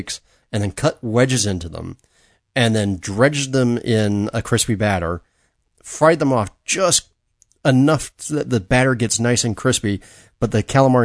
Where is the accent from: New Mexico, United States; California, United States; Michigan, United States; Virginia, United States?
California, United States; Los Angeles; my hometown LA Dodgers